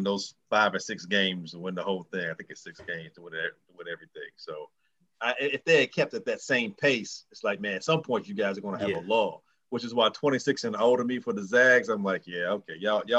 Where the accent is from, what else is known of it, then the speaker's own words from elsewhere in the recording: Illinois, United States; it's my home state and the school I went to.